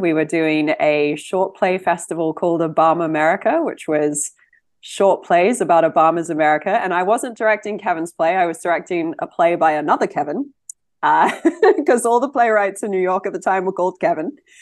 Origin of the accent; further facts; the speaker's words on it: New Zealand; moved away as an adult; now in London, United Kingdom; I am originally from Aotearoa, New Zealand, and I've been living in London for the last seventeen years now.